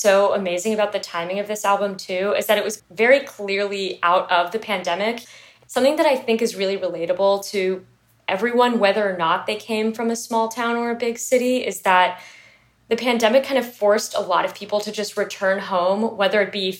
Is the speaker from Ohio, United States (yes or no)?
no; Houston, Texas, United States; I grew up in a big city. I grew up in Houston, Texas.